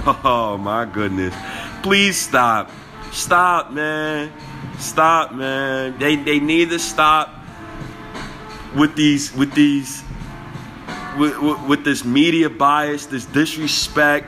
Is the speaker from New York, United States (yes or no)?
yes; New York City, New York, United States; I'm from Harlem.